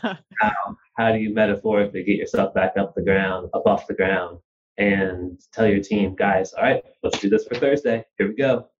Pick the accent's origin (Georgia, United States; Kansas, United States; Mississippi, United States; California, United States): Kansas, United States; Wichita; moved away as an adult; also born or lived in New Jersey / Kazakhstan / Russia / Spain; I was born in New Jersey. I grew up in Wichita, Kansas